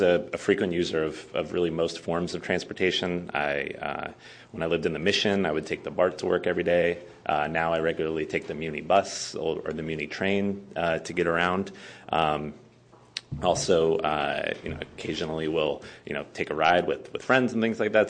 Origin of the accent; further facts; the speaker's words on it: San Diego, California, United States; moved away as an adult; now in San Francisco, United States; I'm actually originally from Southern California. I'm from the San Diego area.